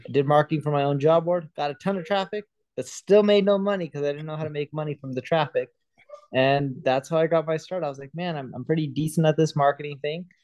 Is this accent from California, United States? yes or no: yes; Southern California, United States; also born or lived in London; I was born in London, grew up in Southern California.